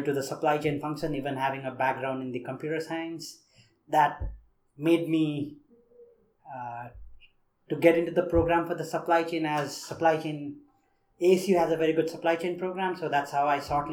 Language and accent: English; Nepal; moved away as an adult; also born or lived in India; I grew up in Nepal, as everybody in the program knows that I am the only one from Nepal in this program